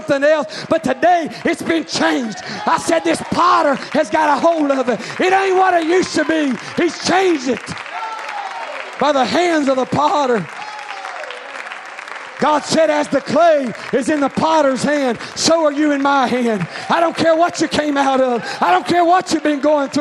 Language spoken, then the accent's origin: English; Arkansas, United States; I come from Arkansas, and there's a lot of pottery and Indian artifacts and stuff like